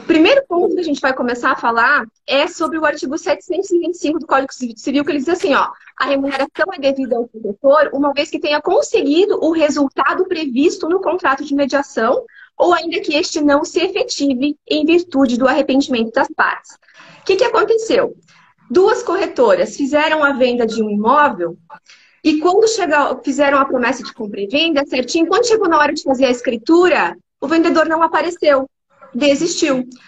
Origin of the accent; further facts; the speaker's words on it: Paraná, Brazil; now in Santa Catarina, Brazil; eu sou natural do Paraná, mas vim para Santa Catarina, me adaptei, estou aqui.